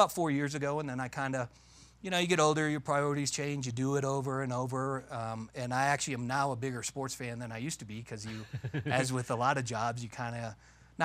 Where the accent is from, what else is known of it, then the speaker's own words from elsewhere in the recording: Detroit, Michigan, United States; I grew up in Detroit